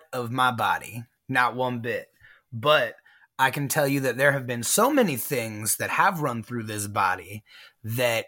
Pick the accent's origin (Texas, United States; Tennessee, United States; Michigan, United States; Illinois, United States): Texas, United States; San Antonio; also born or lived in Houston, Texas; born in Houston and then raised in San Antonio